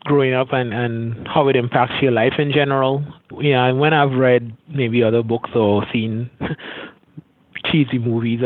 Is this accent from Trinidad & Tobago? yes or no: yes; Trinidad & Tobago; moved away as an adult; also born or lived in Florida; I grew up in Caribbean, in Trinidad and Tobago, Southern Caribbean, closest Caribbean island to Venezuela